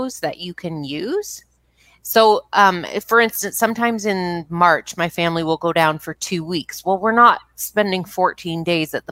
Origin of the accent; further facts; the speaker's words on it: Canada; I'm Canadian